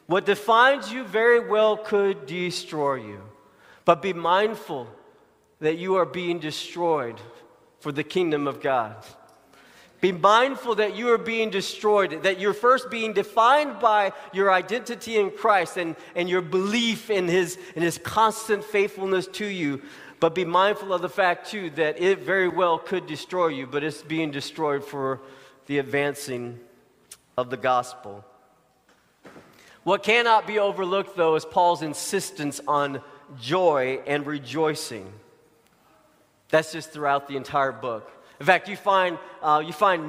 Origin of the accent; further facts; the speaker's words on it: Arkansas, United States; moved away; I grew up in Arkansas